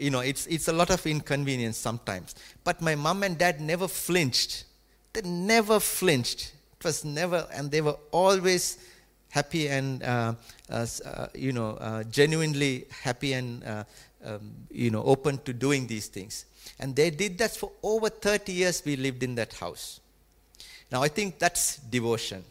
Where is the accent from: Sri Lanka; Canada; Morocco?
Sri Lanka; Colombo, Western Province; moved away; when I was growing up in Sri Lanka, our house was in the capital, Colombo